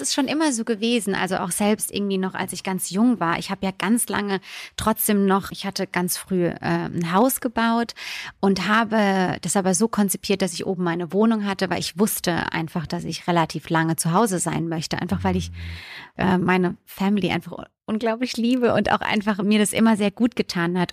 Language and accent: German; Bürstadt, Hesse, Germany; also born or lived in Italy; ich komme vom Land in, aus der Nähe von Mannheim. Bürstadt heißt der Ort